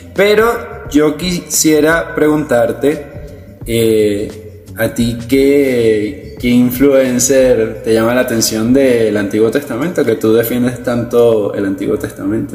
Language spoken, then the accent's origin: Spanish; Venezuela; venezolanos, nosotros estamos aquí en Venezuela